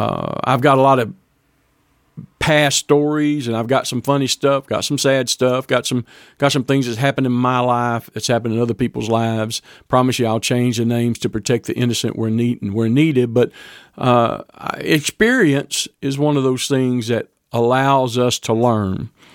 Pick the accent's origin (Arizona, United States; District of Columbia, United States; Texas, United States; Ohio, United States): Texas, United States; Deweyville; also born or lived in Fort Worth, Texas; I was born in Fort Worth, Texas, and was adopted from Fort Worth by my parents. Grew up living in a little bitty town called Deweyville, Texas, down on the Sabine River, just north of the Gulf Coast a little bit.